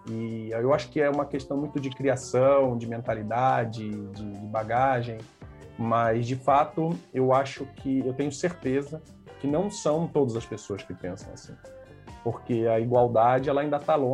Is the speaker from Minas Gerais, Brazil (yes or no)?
no; Rio de Janeiro, Brazil; now in São Paulo, Brazil; Quando eu hoje eu moro em São Paulo, né? E quando eu vim do Rio para cá